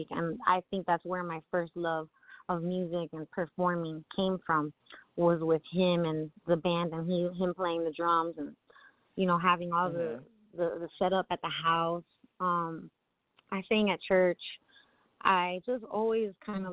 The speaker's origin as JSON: {"language": "English", "town": "Miami", "region": "Florida", "country": "United States", "tie": "born or raised there", "said": "I'm from Miami originally, born and raised"}